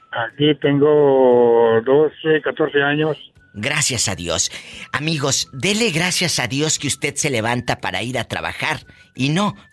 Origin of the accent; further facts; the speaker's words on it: Casas Grandes, Chihuahua, Mexico; Yo soy, soy de de Chihuahua, de Casas Grandes, Chihuahua.